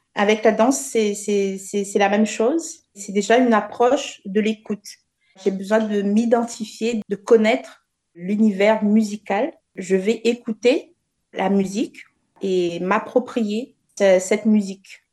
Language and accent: French; Le Port, Réunion; la ville du port, là où j'ai grandi